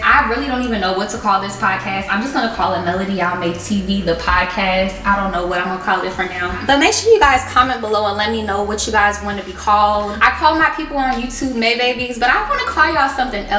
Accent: Chicago, Illinois, United States; I'm originally from Chicago, Illinois

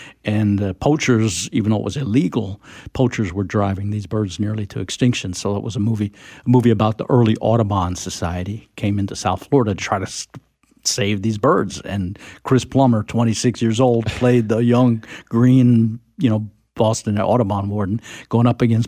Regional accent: France; born there; well, I was born in France, two American parents, so I was kind of an expat kid.

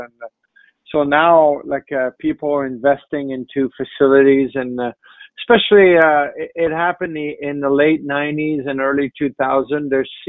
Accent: Montreal, Quebec, Canada; I grew up in Montreal

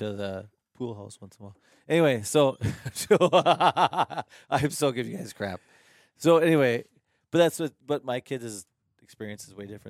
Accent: North Dakota, United States; moved away; where I grew up in North Dakota

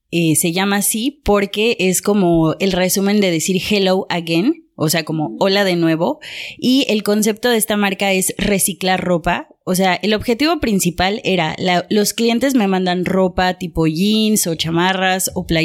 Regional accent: Mexico; moved away as an adult; now in Paris, France; soy una artista mexicana, tiene siete años que vivo en París y llegué a París porque venía a hacer una maestría de marketing

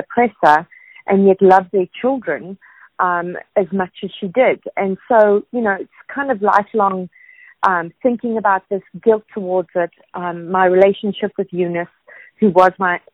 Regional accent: South Africa; moved away as an adult; I grew up in South Africa. I spent my whole childhood, most of my adulthood in South Africa.

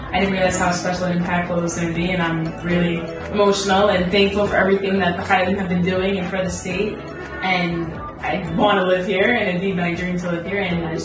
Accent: Colombia; English is a second language; now in Israel; So uh, I grew up in Colombia in a small community where I was educated, like very Zionist and Jewish environment.

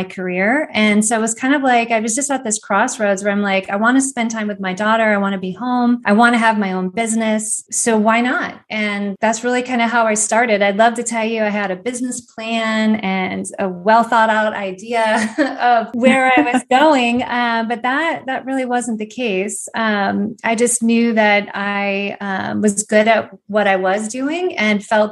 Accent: Northeast Ohio, United States; moved away as an adult; now in Atlanta, United States; I'm from Northeast Ohio originally, and I moved down to Atlanta in about 2001

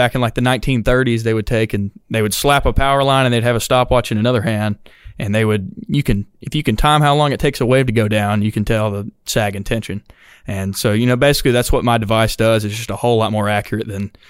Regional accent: Chelsea, Alabama, United States; I'm from Chelsea. It's right outside of Birmingham

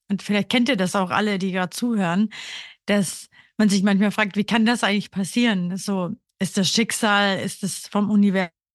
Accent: Burgenland, Austria; moved away as an adult; now in Berlin, Germany; ich komme aus Österreich, aus einem ganz kleinen Dorf im Burgenland und bin eben vor sechseinhalb Jahren nach Berlin gezogen

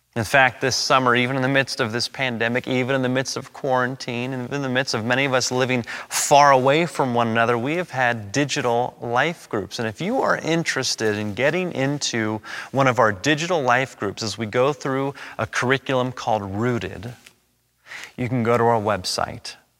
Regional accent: Los Angeles, California, United States; I was born and raised and educated in Los Angeles.

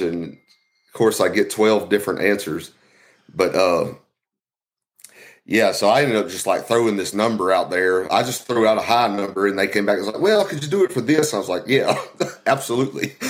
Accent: Louisiana, United States; I'm from Louisiana

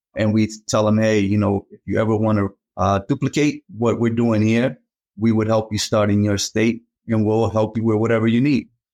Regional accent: Boston, Massachusetts, United States; also born or lived in Cape Verde; I grew up in Boston, came over from the Cape Verde Islands

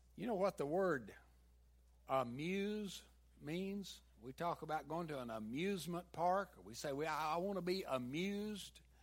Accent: the South, United States; accent: southern; my southern accent

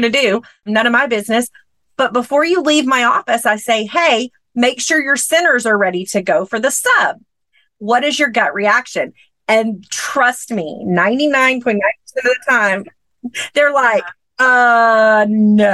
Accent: Texas, United States; a town about 30 minutes from my hometown here in Texas

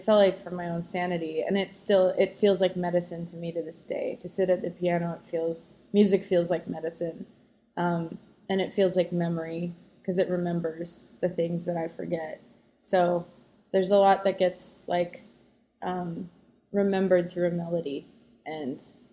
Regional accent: south of Winnipeg, Manitoba, Canada; moved away; also born or lived in Los Angeles; I was born in Winnipeg.

